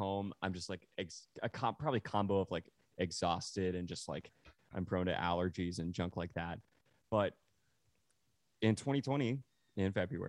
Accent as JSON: {"language": "English", "town": "Dallas", "region": "Texas", "country": "United States", "tie": "born or raised there", "said": "Like I have a very soft and warm spot in my heart for Dallas specifically."}